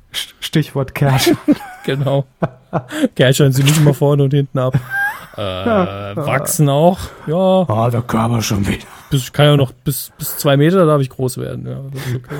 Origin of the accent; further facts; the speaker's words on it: Giessen, Hesse, Germany; Ich komme aus Gießen.